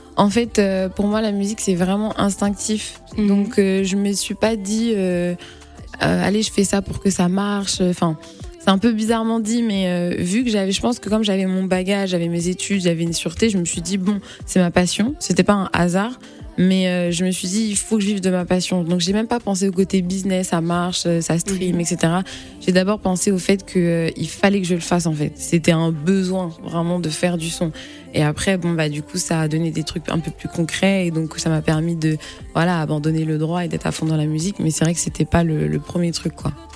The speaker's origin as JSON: {"language": "French", "town": "Angers", "region": "Pays de la Loire", "country": "France", "tie": "born or raised there", "also_born_or_lived": "Le Mans / Congo", "moved": "as an adult", "lives_now": "Paris, France", "said": "je viens pas de Paris, je viens d'Angers. Je suis née au Mans, je viens d'Angers et je suis arrivée sur Paris"}